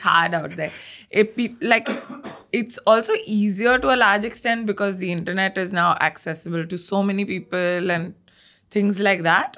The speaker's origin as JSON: {"language": "English", "town": "Bangalore", "region": "Karnataka", "country": "India", "tie": "born or raised there", "said": "I'm a Punjabi that's more South Indian because I've been born and brought up in Bangalore"}